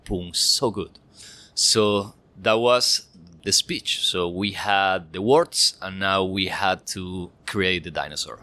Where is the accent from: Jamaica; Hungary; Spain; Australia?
Spain; I'm from Spain